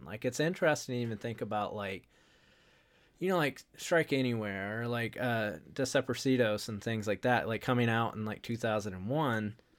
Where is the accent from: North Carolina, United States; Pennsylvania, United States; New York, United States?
North Carolina, United States; I grew up in North Carolina